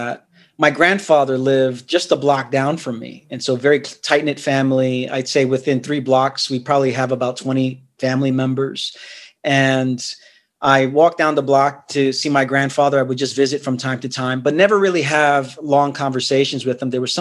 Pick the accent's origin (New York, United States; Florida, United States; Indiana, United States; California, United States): New York, United States; New York City; also born or lived in Queens, New York; I'm from Brooklyn, New York, born and raised there.